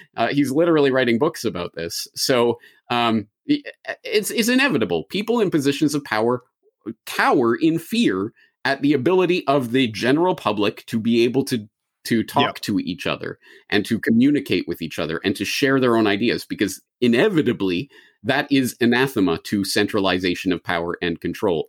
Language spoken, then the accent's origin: English; Canada; now in Japan; a Canadian in Japan who has spent a grand total of maybe, I don't know, seven days of my life in the United States